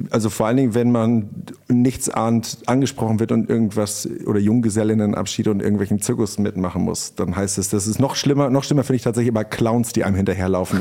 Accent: Pinneberg district, Schleswig-Holstein, Germany; also born or lived in Hamburg; ich bin ja im Kreis Pinneberg aufgewachsen

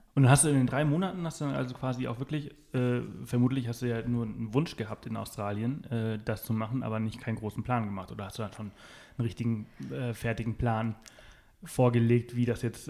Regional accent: Mallorca, Balearic Islands, Spain; ich bin auf Mallorca aufgewachsen

